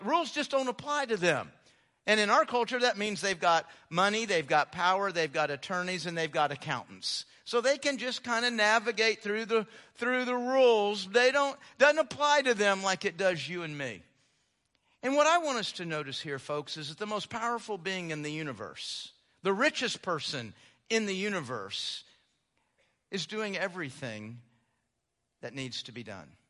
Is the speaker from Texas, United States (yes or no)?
yes; Houston, Texas, United States; moved away; growing up in Houston